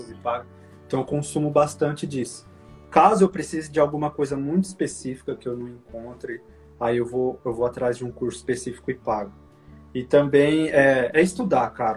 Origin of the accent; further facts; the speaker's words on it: Indaiatuba, São Paulo, Brazil; moved away as an adult; now in California, United States; eu sou de São Paulo, nasci em São Paulo, na capital, na Zona Sul. E aí, com cinco anos, eu me mudei pro interior. Meus pais se mudaram, né, pro interior, ali pra Indaiatuba, 100 quilômetros de São Paulo, pertinho. E eu cresci lá